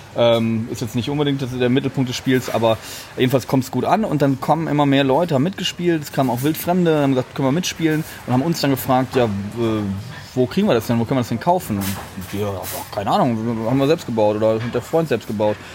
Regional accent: Germany; soy de Alemania. Ich bin aus Deutschland

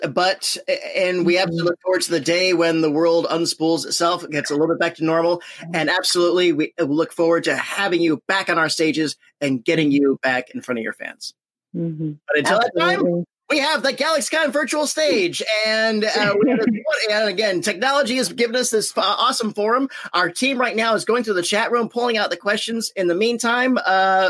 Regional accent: Coral Springs, Florida, United States; We are both South Floridians at heart. Although you're from Lauderdale, I'm from Coral Springs.

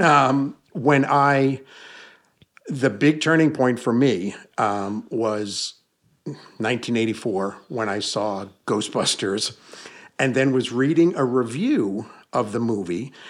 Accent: Hudson Valley, New York, United States; moved away; I was born and raised in the Hudson Valley of New York State

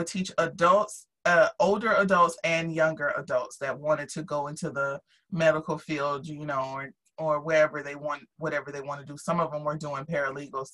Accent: Jacksonville, Florida, United States; moved away; also born or lived in Miami; I came from Jacksonville

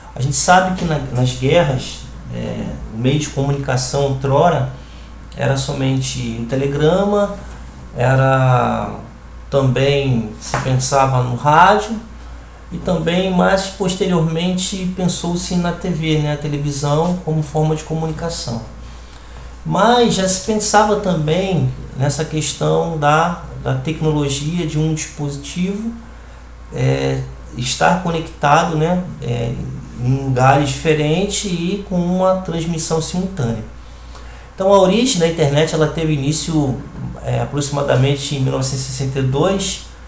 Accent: Rio de Janeiro, Brazil; now in Recife, Brazil; sou carioca e resido hoje na cidade do Recife

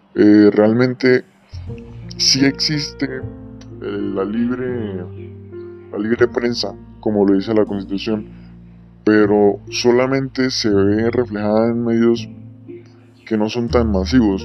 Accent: Colombia; como sociedad, como Estado colombiano libre que somos

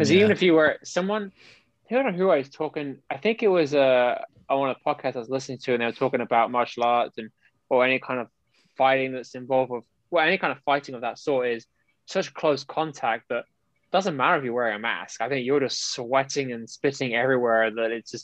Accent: United Kingdom; moved away as an adult; now in United States; I am born and bred in Europe, more specifically in the United Kingdom

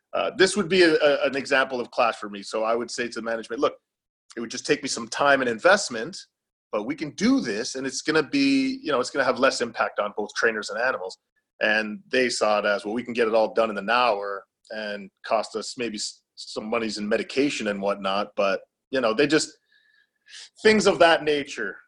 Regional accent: Welland, Ontario, Canada; also born or lived in Niagara Falls, Ontario; I'm from a small uh, southern Ontario city called Welland in Canada

